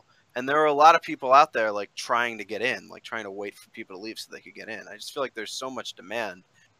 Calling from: Atlantic City area, New Jersey, United States; I'm calling from New Jersey, Atlantic City area.

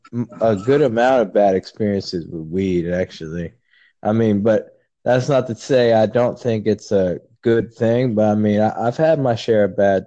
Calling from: California, United States

